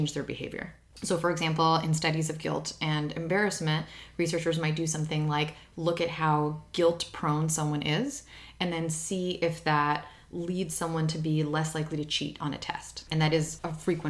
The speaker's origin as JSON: {"language": "English", "country": "Ukraine", "said": "I'm from Ukraine"}